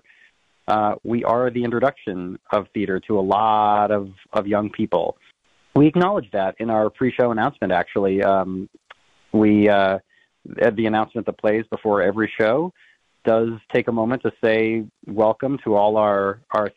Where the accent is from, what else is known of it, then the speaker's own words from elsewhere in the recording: North Dakota, United States; moved away; I'm from the Midwest. I'm from North Dakota.